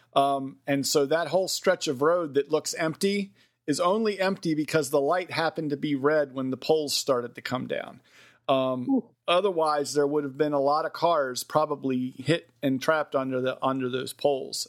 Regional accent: Westminster, Maryland, United States; the hometown I grew up in, Westminster, Maryland

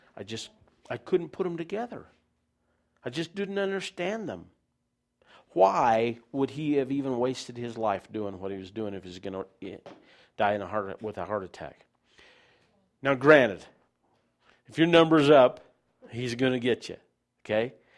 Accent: United States; I'm an American

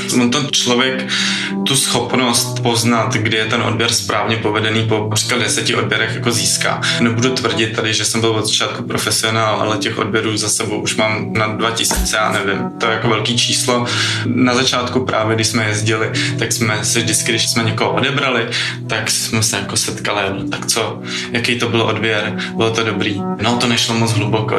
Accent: Prague, Czechia; jsem z Prahy

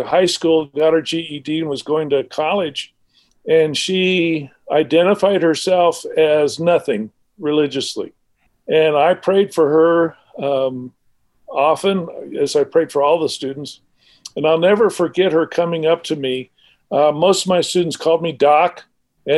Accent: Arizona, United States; I grew up in Arizona.

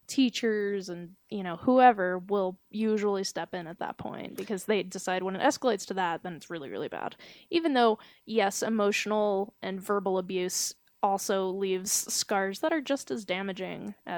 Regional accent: Georgia, United States; accent: southern

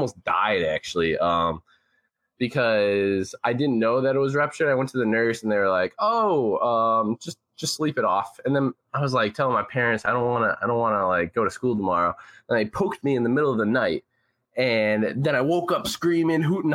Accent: Chicago, Illinois, United States; also born or lived in North Aurora, Illinois; I grew up in North Aurora, Illinois, and I lived there till I was 8 or 9. And then my parents, they split up. They got a divorce. So there's that whole thing. So then I moved to the inner city Chicago

